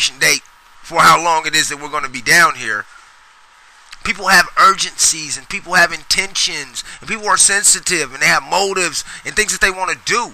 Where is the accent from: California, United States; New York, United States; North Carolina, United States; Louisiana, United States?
California, United States; Sacramento; I grew up in Oak Park